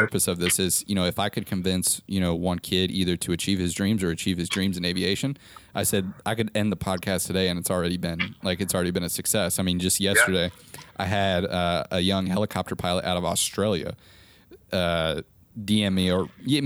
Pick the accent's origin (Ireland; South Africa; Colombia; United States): United States; Nebraska; I'm originally from Nebraska, which is crazy, middle of America